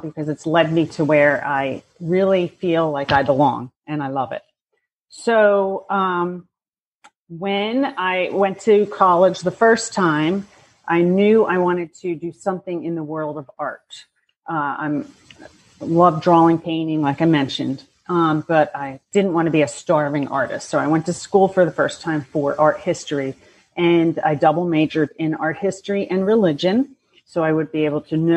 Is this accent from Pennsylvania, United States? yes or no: yes; Bucks County, Pennsylvania, United States; I grew up in Bucks County, Pennsylvania